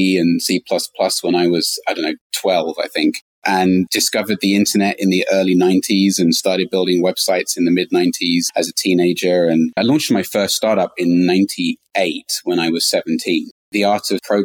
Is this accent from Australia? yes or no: no; London, United Kingdom; moved away as an adult; now in San Francisco, United States; I'm originally from London. I moved to San Francisco in 2006